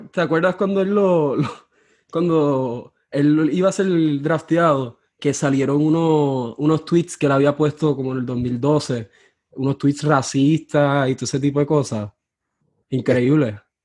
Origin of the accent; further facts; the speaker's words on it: Mayagüez, Puerto Rico; moved away as an adult; now in New Orleans, United States; Yo soy de Mayagüez, Puerto Rico, pero ahora mismo estoy en Nueva Orleans porque estudio acá en la Universidad de Loyola